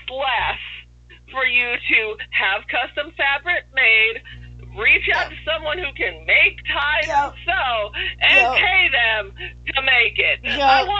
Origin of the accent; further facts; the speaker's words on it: New York, United States; I am from New York.